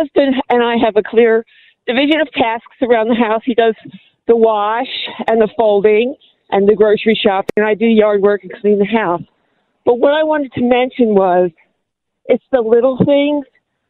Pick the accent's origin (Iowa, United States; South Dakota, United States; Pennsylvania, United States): Pennsylvania, United States; Philadelphia; now in Minneapolis, United States